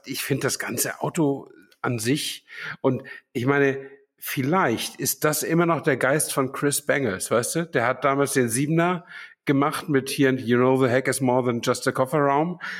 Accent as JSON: {"language": "German", "town": "Flensburg", "region": "Schleswig-Holstein", "country": "Germany", "tie": "born or raised there", "moved": "yes", "said": "in Flensburg, meiner alten Heimat"}